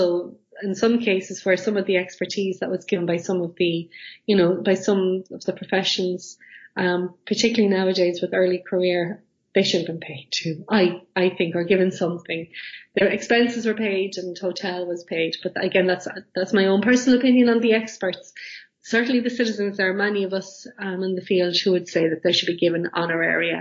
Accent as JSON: {"language": "English", "country": "Ireland", "said": "I'm Irish"}